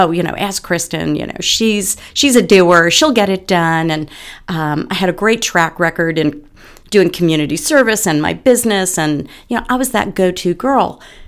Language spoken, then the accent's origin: English; Bronxville, New York, United States; My mom had a shop in the town I grew up in Bronxville, New York.